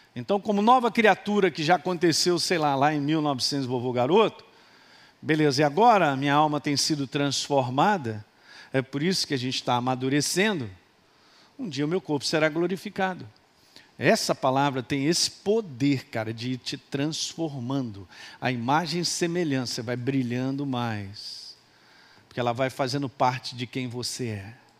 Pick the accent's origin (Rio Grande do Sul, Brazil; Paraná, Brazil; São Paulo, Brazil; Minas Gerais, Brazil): Minas Gerais, Brazil; Sou de Minas